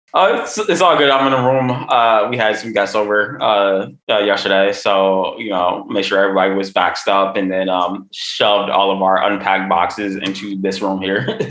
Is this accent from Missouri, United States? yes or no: no; Chicago, Illinois, United States; growing up in Chicago